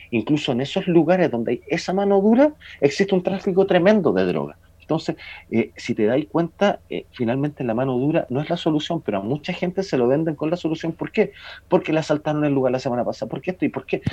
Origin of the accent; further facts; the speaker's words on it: Chile; estudiantes normales, como somos todos los chilenos